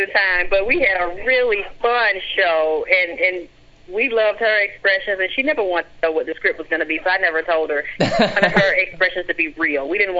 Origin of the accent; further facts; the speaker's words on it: Georgia, United States; Yeah, I'm from Georgia.